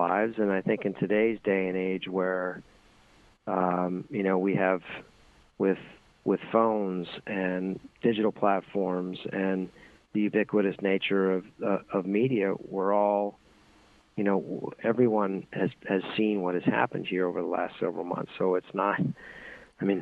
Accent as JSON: {"language": "English", "town": "Boston", "region": "Massachusetts", "country": "United States", "tie": "born or raised there", "said": "I grew up in Boston, Massachusetts"}